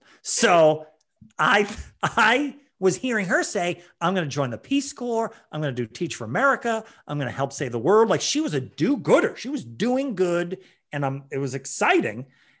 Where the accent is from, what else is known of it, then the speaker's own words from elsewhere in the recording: Ireland; as an Irishman, the emotional pain of seeing that much disrespect shown to a potato